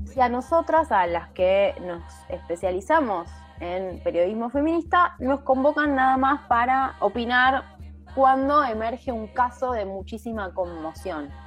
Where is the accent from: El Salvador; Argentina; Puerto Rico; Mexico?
Argentina; Ramos Mejía, Buenos Aires Province; estaba en el patio de mi casa en Ramos